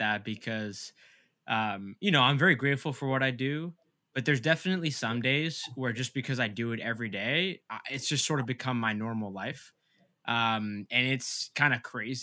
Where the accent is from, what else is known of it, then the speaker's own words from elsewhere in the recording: Massachusetts, United States; my parents, they came to America from Egypt like 2 years before I was born, and I grew up in Massachusetts